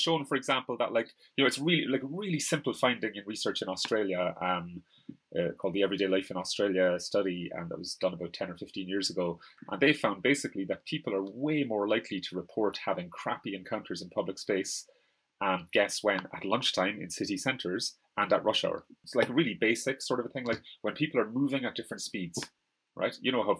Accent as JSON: {"language": "English", "country": "Ireland", "said": "like I'm Irish. And you can't say like Ireland is like white, you know, pasty people or whatever."}